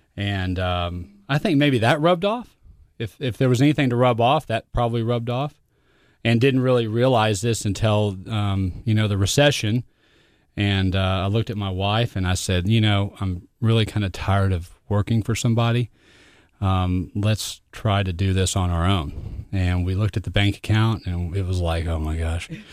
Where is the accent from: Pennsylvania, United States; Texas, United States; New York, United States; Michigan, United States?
Texas, United States; Fort Worth; I grew up in Fort Worth, Texas.